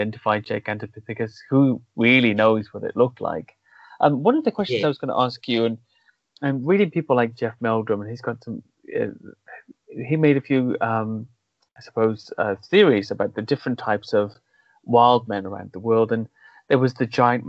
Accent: Wales, United Kingdom; moved away as an adult; now in London, United Kingdom; I'm from Wales

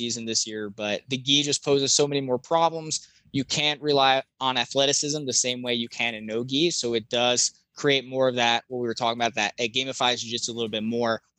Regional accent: Jersey Shore, New Jersey, United States; I'm from the Jersey Shore. I was born and raised on the Jersey Shore

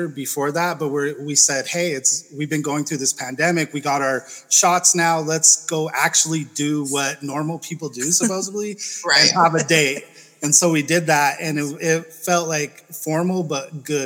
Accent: Salt Lake City, Utah, United States; I'm from Salt Lake City, but I'm in Southern Utah. I was going to school.

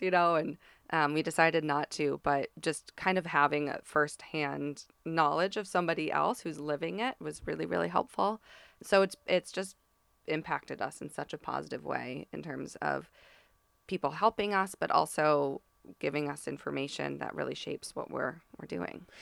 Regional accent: East Coast, United States; moved away; I'm from the East Coast

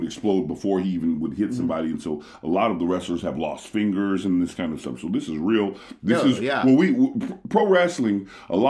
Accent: United States; now in Japan; I'm actually from America

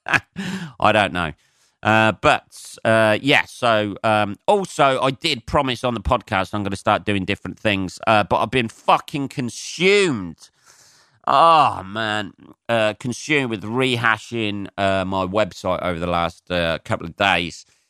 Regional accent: Northampton, East Midlands, United Kingdom; growing up in Northampton

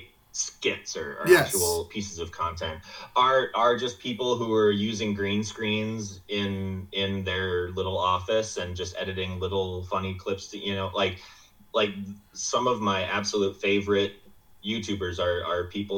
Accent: Midwest, United States; I'm from the Midwest

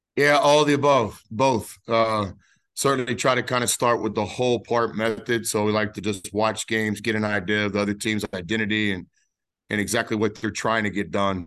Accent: Dallas-Fort Worth Metroplex, Texas, United States; my hometown of the Dallas-Fort Worth Metroplex

